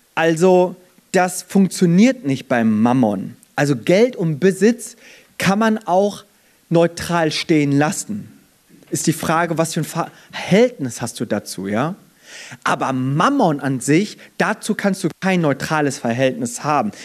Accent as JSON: {"language": "German", "country": "Germany", "tie": "born or raised there", "said": "Ich bin in Deutschland geboren und aufgewachsen, bin aber habe meine Wurzeln in Korea"}